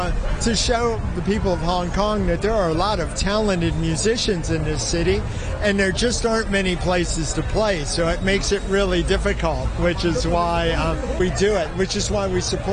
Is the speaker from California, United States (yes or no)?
no; Cleveland, Ohio, United States; I'm from Cleveland, Ohio.